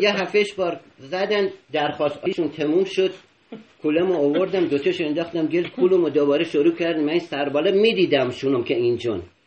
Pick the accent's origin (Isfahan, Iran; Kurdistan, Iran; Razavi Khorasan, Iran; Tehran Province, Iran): Isfahan, Iran; بچه اصفهان